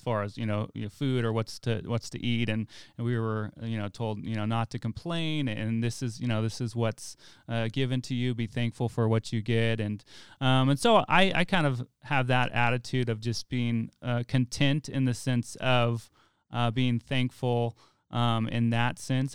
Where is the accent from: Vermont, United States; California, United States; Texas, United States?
California, United States; Weed; I'm actually from Wairika